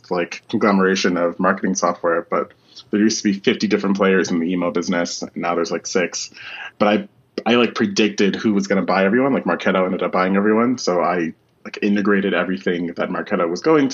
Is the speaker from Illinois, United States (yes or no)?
no; Washington, District of Columbia, United States; moved away as an adult; now in Amsterdam, Netherlands; I'm originally from Washington, D.C. I grew up around all of the politics and the military